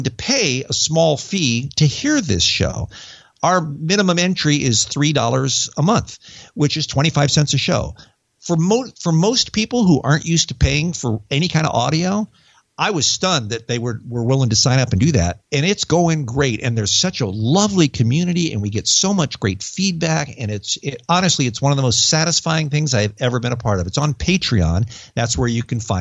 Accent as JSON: {"language": "English", "country": "United States", "tie": "born or raised there", "also_born_or_lived": "England", "accent": "American", "moved": "as an adult", "lives_now": "United Kingdom", "said": "my dumb American accent"}